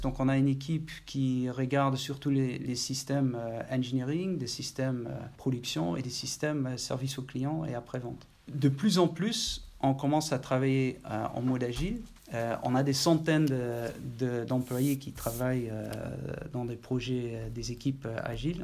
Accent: Maastricht, Limburg, Netherlands; French is a second language; moved away as an adult; also born or lived in Eindhoven, Netherlands / Paris, France; Je suis né à Maastricht, étudié à Eindhoven.

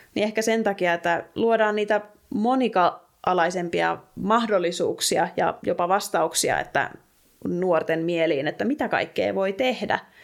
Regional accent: Alavus, South Ostrobothnia, Finland; mä oon itsekin kotoisin maaseudulta, pienestä kaupungista Etelä-Pohjanmaalta, Alavudelta

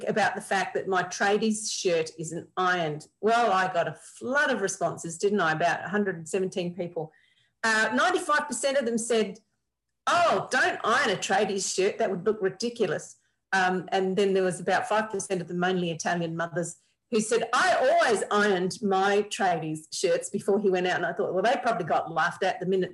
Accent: South Australia, Australia

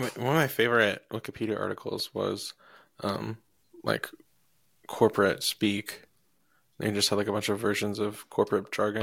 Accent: Iowa, United States; moved away; I'm from Iowa

